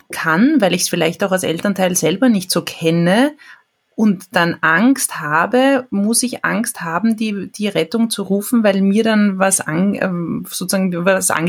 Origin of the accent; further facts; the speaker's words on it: Austria; dieses ja regelmäßige Trinken, wie man es auch bei uns in Österreich ganz gut kennt.